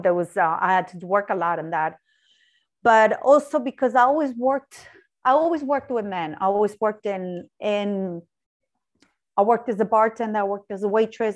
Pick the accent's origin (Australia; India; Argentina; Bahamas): Argentina; moved away as an adult; also born or lived in Ireland; I'm originally from Argentina